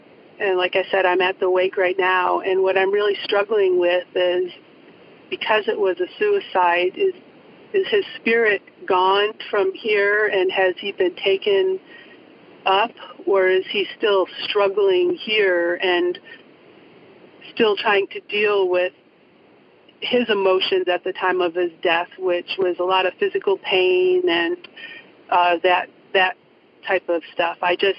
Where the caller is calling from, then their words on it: Eugene, Oregon, United States; I'm calling from Eugene, Oregon.